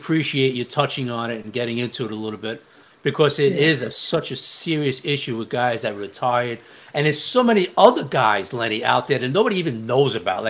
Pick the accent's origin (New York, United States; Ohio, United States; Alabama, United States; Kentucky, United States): New York, United States; New York City; I'm from Staten Island.